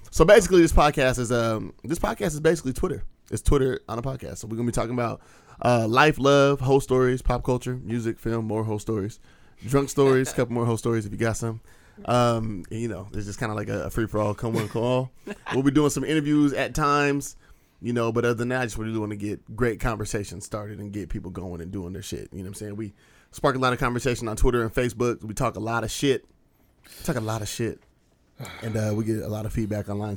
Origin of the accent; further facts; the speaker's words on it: Skyway, Washington, United States; I grew up in Skyway